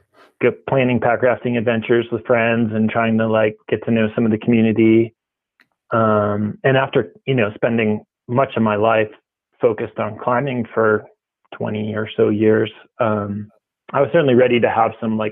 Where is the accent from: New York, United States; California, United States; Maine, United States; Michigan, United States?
Maine, United States; moved away as an adult; also born or lived in New Hampshire / Ouray, Colorado / Juneau, Alaska; I grew up in Maine and New Hampshire